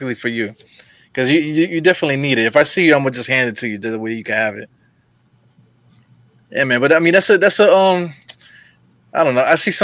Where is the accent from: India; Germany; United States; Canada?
United States; New York City, New York; I'm from Brooklyn